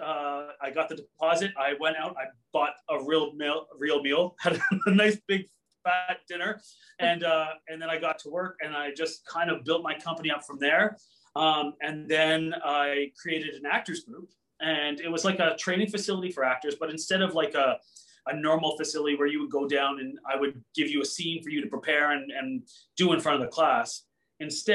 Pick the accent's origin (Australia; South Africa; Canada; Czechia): Canada; Cambridge, Ontario; I grew up in the Cambridge Kitchener area